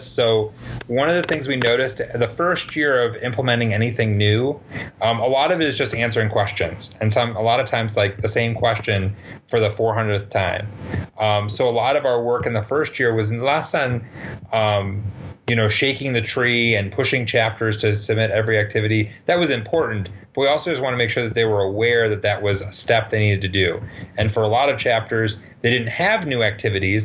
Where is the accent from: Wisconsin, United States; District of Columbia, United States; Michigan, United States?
Michigan, United States; Western; I grew up in Western Michigan